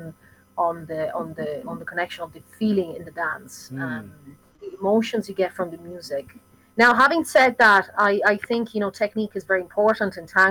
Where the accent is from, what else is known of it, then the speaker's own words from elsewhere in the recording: Italy; moved away as an adult; now in Ireland; I'm originally from Italy, although I live in Ireland now